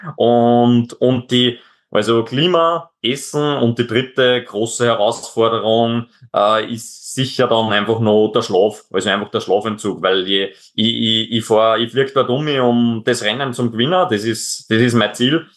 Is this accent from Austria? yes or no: yes; Austria; bei uns in Österreich